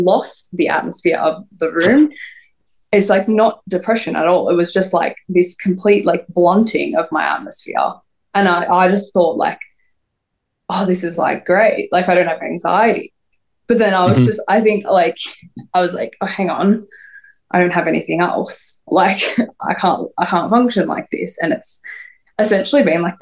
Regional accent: Melbourne, Victoria, Australia; obviously I'm from Australia

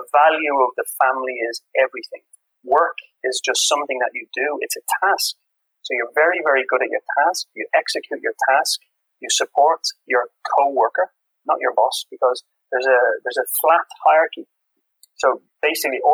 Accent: Dublin, Ireland; also born or lived in England; now in Copenhagen, Denmark; I have this experience of growing up in Ireland, working in England

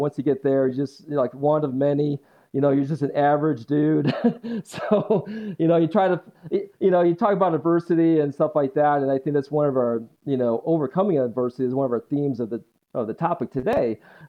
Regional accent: Le Roy, New York, United States; moved away as an adult; So when I describe my hometown to folks when I first meet them or they want to know what Leroy's like, I always say it's the birthplace of Jell-O

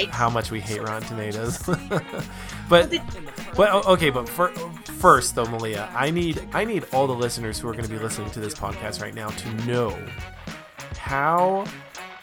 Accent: Reno, Nevada, United States; I spent most of my life growing up in Reno

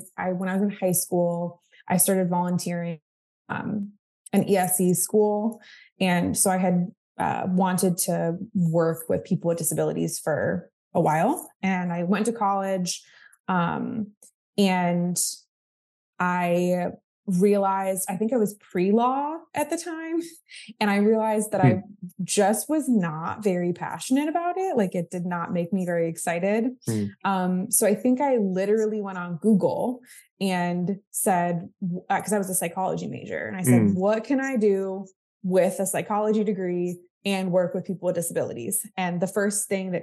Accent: Florida, United States; also born or lived in Massachusetts; I grew up in Florida

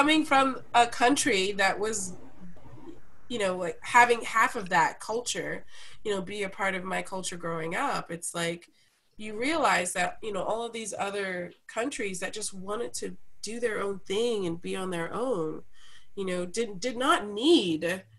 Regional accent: England, United Kingdom; now in United States; I grew up in England

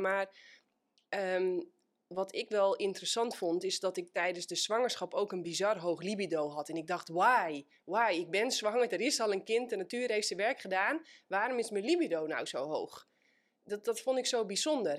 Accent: Netherlands; wij als Nederlanders

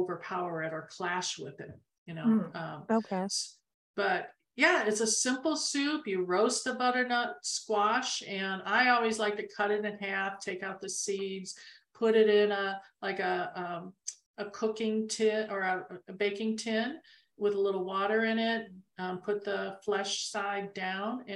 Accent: Arizona, United States; we're from Arizona.

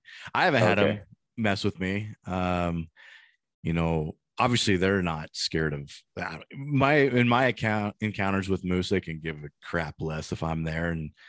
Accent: Colorado, United States; Obviously that's my home state and that's where I hunt. That's my backyard.

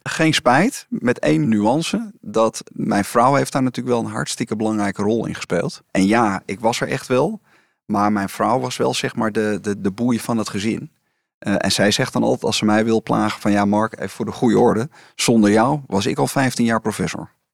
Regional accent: Amsterdam, North Holland, Netherlands; ik was geboren en getogen in Amsterdam.

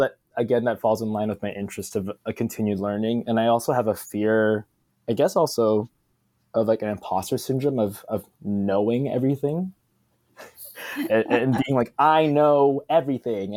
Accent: Philippines; being Filipino

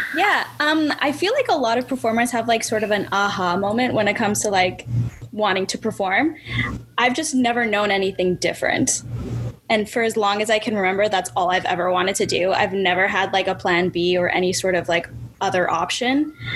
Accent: Winnipeg, Manitoba, Canada; I was born and raised in Winnipeg, Manitoba.

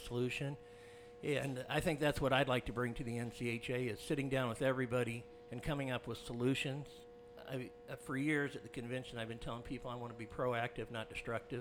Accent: Grand Island, Nebraska, United States; I'm from Grand Island, Nebraska

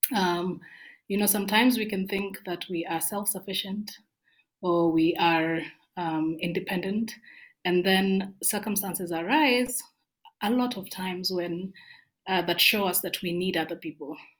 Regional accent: Kericho, Kericho County, Kenya; moved away as an adult; now in Nairobi, Kenya; I grew up in Kericho

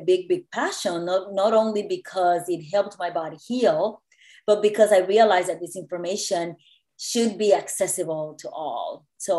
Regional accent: Puerto Rico; moved away as an adult; also born or lived in New York; I was born and raised in Puerto Rico

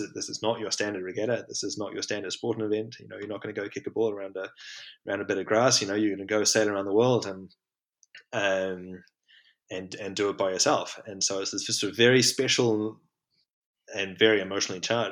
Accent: New Zealand; growing up in New Zealand

